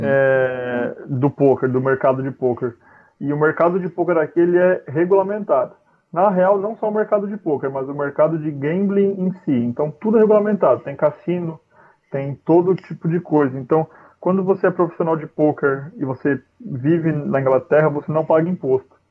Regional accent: Brazil; moved away as an adult; now in London, United Kingdom; a nossa vida no Brasil

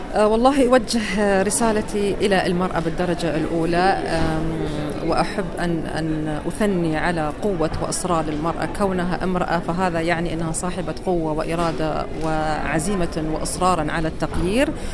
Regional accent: Qatar; بلدي قطر

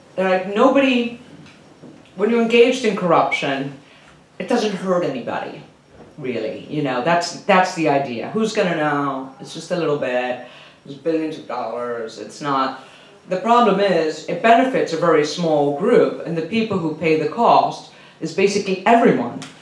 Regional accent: Venezuela; moved away; I'm from Venezuela originally.

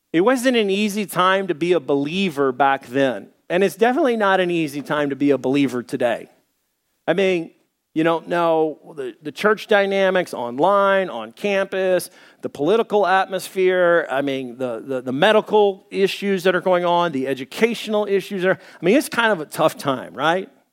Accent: Little Rock, Arkansas, United States; moved away; also born or lived in Dallas; I was born in Dallas. I grew up in Little Rock.

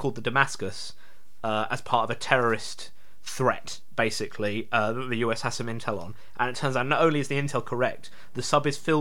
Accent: England, United Kingdom; we're English

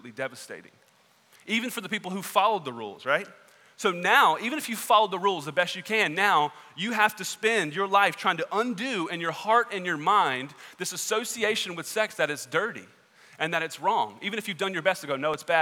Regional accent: Southwest Georgia, United States; I grew up in Southwest Georgia

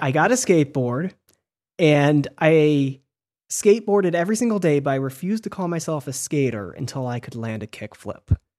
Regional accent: Michigan, United States; I'm from Michigan, and we didn't play Mafia in school.

